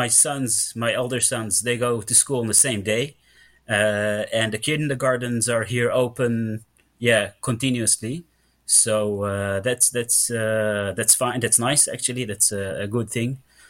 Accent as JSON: {"language": "English", "town": "Mitzpe Ramon", "region": "Southern District", "country": "Israel", "tie": "born or raised there", "second_language": "English", "moved": "yes", "lives_now": "Netherlands", "said": "So I was born in Israel, grew up in the south, in the Negev Desert, in Mitzpe Ramon, for anybody who knows it. I grew up in a secular family, so actually atheist 100%."}